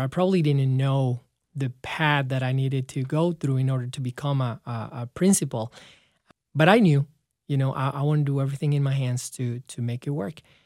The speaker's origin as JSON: {"language": "English", "town": "León", "region": "Guanajuato", "country": "Mexico", "tie": "born or raised there", "moved": "as an adult", "said": "in my hometown in León, Guanajuato"}